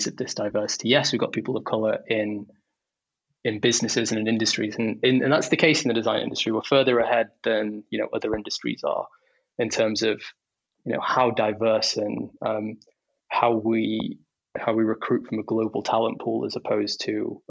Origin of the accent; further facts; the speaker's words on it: Stoke-on-Trent, West Midlands, United Kingdom; I grew up in Stoke-on-Trent